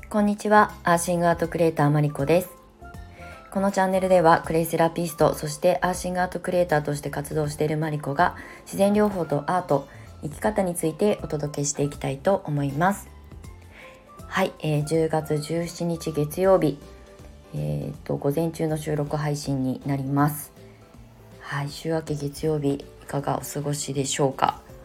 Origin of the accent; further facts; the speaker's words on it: Ibaraki, Japan; now in Shonan, Japan; 茨城の U ターン移住、まあ、地元に帰って